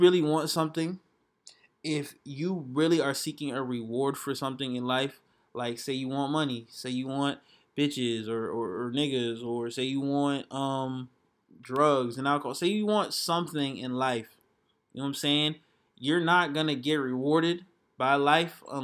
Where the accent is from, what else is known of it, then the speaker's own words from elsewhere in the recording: Atlanta, Georgia, United States; I'm from Atlanta